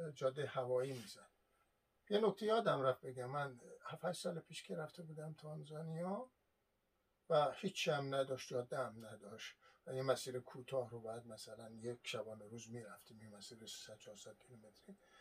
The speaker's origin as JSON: {"language": "Persian", "country": "Iran", "moved": "yes", "said": "من اصالتا ایرانی هستم"}